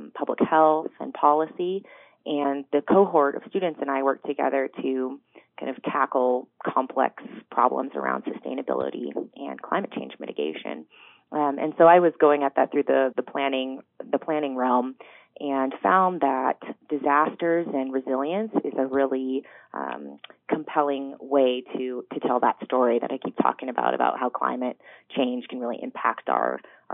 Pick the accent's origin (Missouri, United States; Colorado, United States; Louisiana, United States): Colorado, United States; I grew up in Colorado